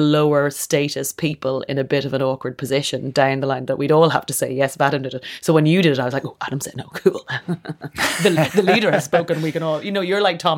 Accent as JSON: {"language": "English", "region": "Leinster", "country": "Ireland", "said": "Kildare, which is about an hour outside of Dublin. It's a horsey area of Ireland."}